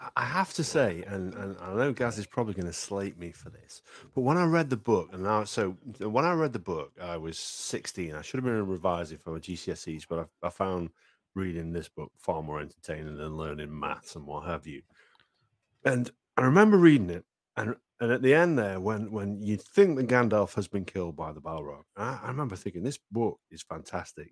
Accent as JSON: {"language": "English", "area": "Welsh", "region": "Wales", "country": "United Kingdom", "said": "I love the Welsh. I'm Welsh"}